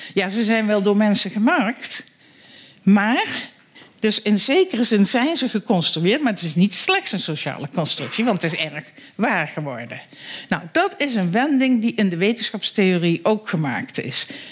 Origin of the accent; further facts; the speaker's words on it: Netherlands; wij als Nederlanders